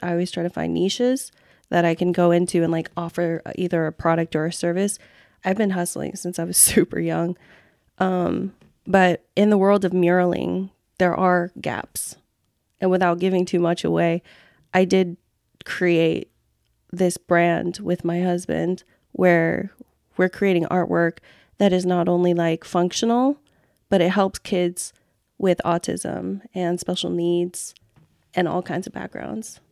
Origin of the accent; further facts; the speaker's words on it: Fresno, California, United States; moved away as an adult; also born or lived in Cam Ranh Bay, Vietnam / Philippines; now in San Diego, United States; We relocated to Fresno, California, and that's, like, where, um, that's where I grew up.